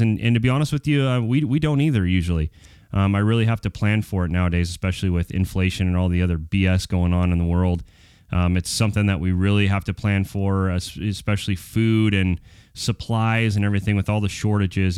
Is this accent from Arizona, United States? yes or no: yes; Prescott, Arizona, United States; I was born in Prescott, Arizona